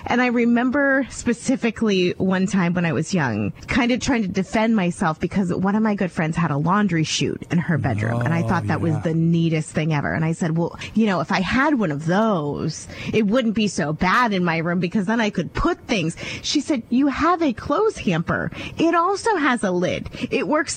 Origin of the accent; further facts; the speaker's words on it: Ohio, United States; moved away; I came from a very, very small town in Ohio